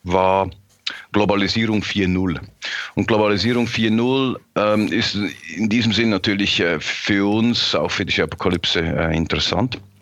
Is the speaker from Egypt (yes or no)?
no; Switzerland; ich als Schweizer.